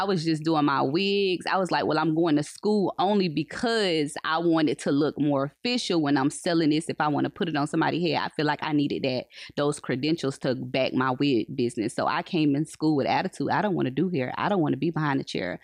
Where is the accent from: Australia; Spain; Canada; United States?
United States; Polk County, Florida; I was raised in Polk, so I've been in Polk all my life